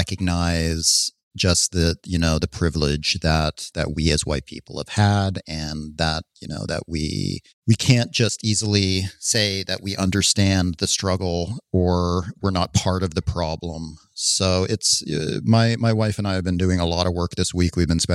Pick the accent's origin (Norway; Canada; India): Canada; now in United States; No, I'm not. I'm still a Canadian citizen, even though I've spent most of my life.